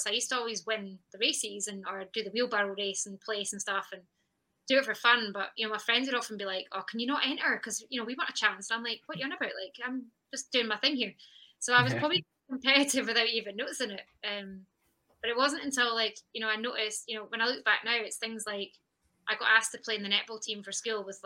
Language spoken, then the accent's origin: English; West Linton, near Peebles, Scotland, United Kingdom; I'm from West London originally